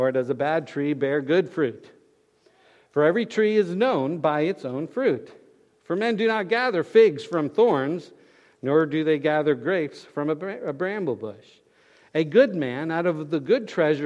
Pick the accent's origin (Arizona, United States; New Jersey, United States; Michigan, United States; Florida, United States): Florida, United States; Fort Lauderdale; we were growing up in Fort Lauderdale